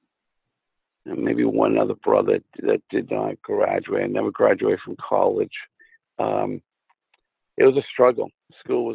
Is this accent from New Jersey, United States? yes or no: no; Cumberland, Maine, United States; also born or lived in Worcester, Massachusetts / Falmouth, Maine; And I grew up in Cumberland, Maine, which is a suburb of Portland, Maine. And I was born in Worcester, Massachusetts, but moved to Maine when I was 5 years old.